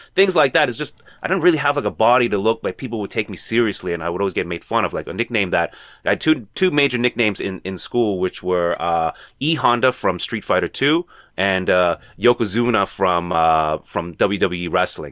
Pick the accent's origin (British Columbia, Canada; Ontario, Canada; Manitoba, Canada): Ontario, Canada; Toronto; Toronto native, born and raised